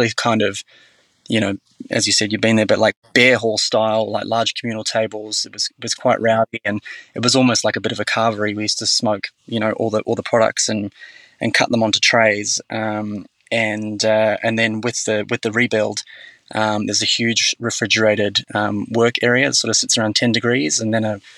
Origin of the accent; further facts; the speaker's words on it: New Zealand; now in Australia; I grew up in New Zealand